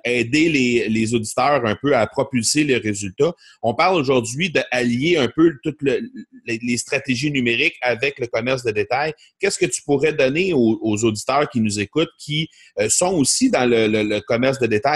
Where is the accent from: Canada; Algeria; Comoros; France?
Canada; Granby, Quebec; on va avoir ça chez nous à Granby